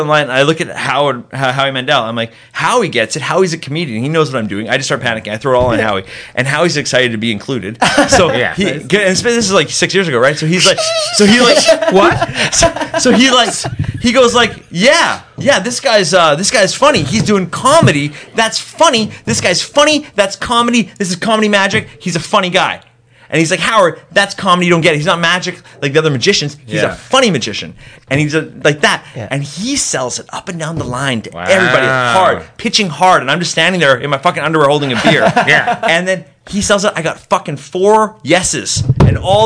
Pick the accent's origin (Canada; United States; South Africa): Canada; Langley, British Columbia; I'm from Langley